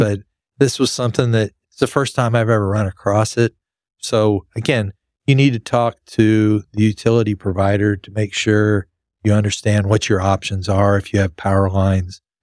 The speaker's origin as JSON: {"language": "English", "town": "Lubbock", "region": "Texas", "country": "United States", "tie": "born or raised there", "said": "I grew up in West Texas in Lubbock where there were minimal trees"}